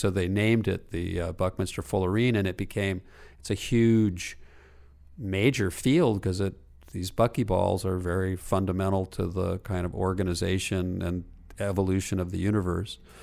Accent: Los Angeles, California, United States; my mother's house where I grew up in Pacific Palisades

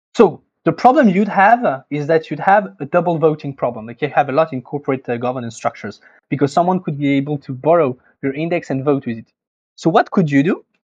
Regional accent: France; accent: French; English is a second language; I'm French, as you can, I guess, can probably hear with my accent.

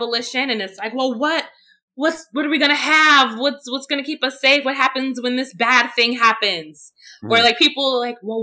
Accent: New York City, New York, United States; growing up in Brownsville, you know, you had people who routinely had mental health crises

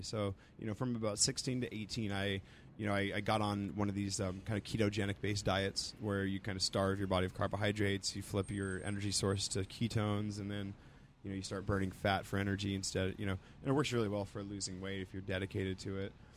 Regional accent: Roswell, New Mexico, United States; moved away; also born or lived in East Coast / Santa Cruz; I'm from Roswell, New Mexico

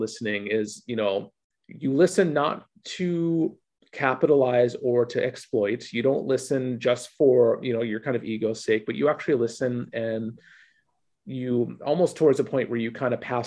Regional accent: Minneapolis, Minnesota, United States; moved away as an adult; also born or lived in Ohio; now in Victoria, Canada; I grew up in Minneapolis in the mid 90s.

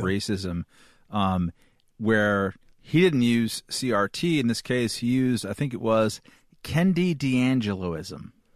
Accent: Chumash territory, California, United States; I grew up in Chumash territory

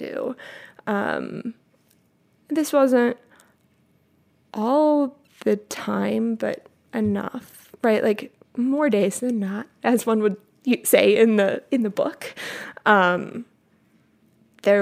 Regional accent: Midwest, United States; I grew up in the Midwest

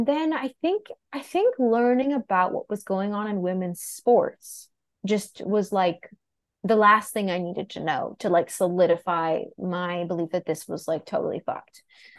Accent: New York City, New York, United States; I grew up in Greenwich Village, born and raised.

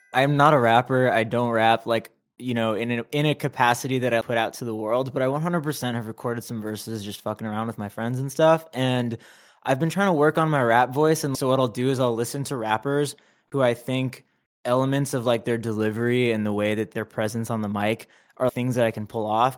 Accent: Anaheim, California, United States; moved away as an adult; now in Los Angeles, United States; I was, you know, raised in Anaheim, Orange County, and then now

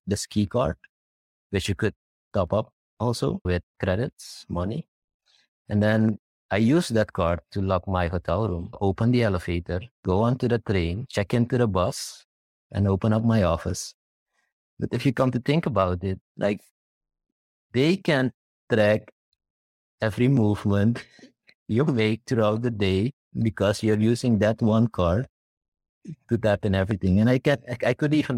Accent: Suriname; I'm from Suriname

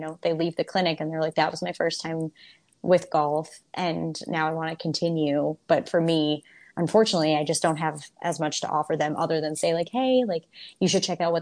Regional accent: Toledo, Ohio, United States; I'm hosting an event in my hometown of Toledo, Ohio.

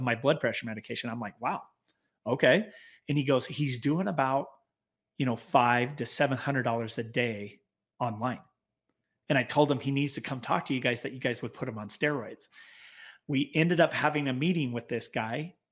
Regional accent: Clearfield, Utah, United States; we were basically born and raised in Clearfield, Utah, just south, uh, north of Salt Lake City.

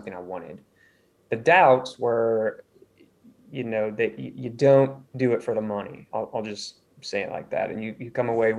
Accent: Missouri, United States; moved away as an adult; also born or lived in California; now in Charleston, United States; I grew up in Missouri in the States

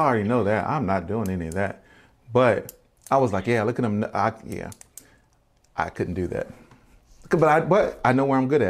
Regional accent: Baltimore, Maryland, United States; moved away; also born or lived in Virginia; But I'm originally from Baltimore. But my family moved to Virginia, and so I claim both, of course. I still have tons of family in Baltimore, tons of family in Virginia.

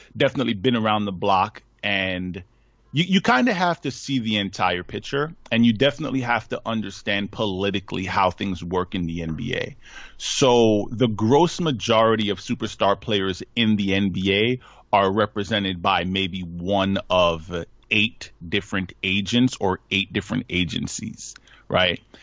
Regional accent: Hempstead, New York, United States; Hofstra Law School out in Hempstead, my hometown, um, out in Long Island.

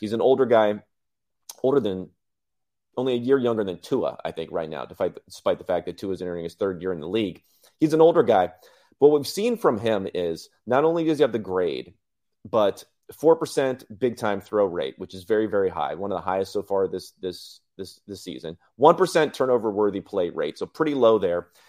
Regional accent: Southern California, United States; I grew up in California, grew up in Southern California

